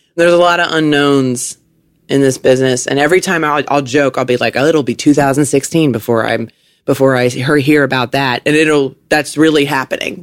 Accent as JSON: {"language": "English", "town": "Richmond", "region": "Virginia", "country": "United States", "tie": "born or raised there", "also_born_or_lived": "New York City", "moved": "as an adult", "lives_now": "Southern California, United States", "said": "I grew up in Virginia, on the East Coast"}